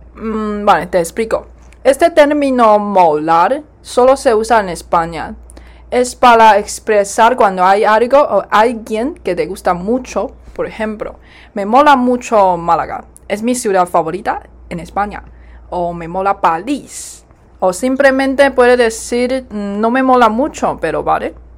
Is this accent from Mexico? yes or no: no; Taiwan; aquí hablamos taiwanés y chino